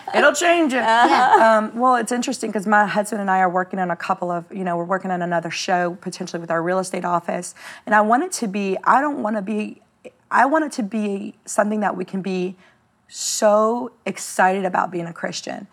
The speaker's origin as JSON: {"language": "English", "town": "New Orleans", "region": "Louisiana", "country": "United States", "said": "I was nobody from New Orleans, Louisiana"}